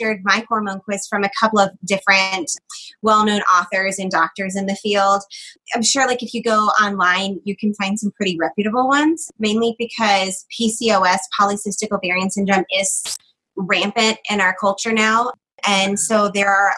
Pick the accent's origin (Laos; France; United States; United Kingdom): United States; Georgia; I'm from Georgia